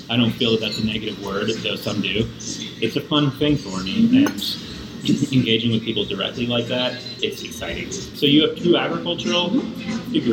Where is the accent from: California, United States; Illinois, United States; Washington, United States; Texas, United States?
Washington, United States; Seattle; now in New Mexico, United States; I'm from Seattle.